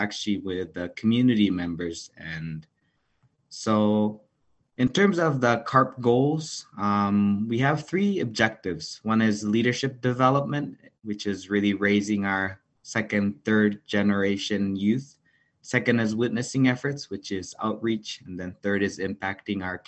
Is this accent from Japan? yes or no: yes; Japan; moved away as an adult; also born or lived in Las Vegas; now in United States; I was born and raised in Japan, came to the States around 10 years ago